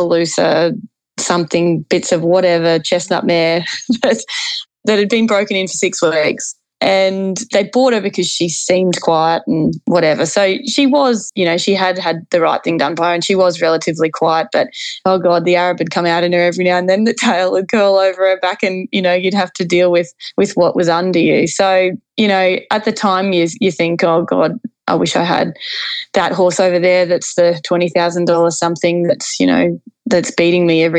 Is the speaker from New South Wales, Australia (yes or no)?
no; Kingaroy, Queensland, Australia; where we moved to when I was three, I'm from Kingaroy